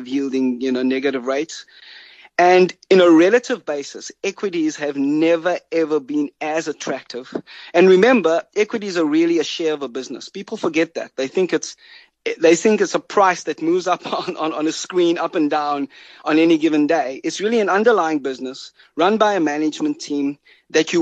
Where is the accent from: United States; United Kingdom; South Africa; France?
South Africa; as a South African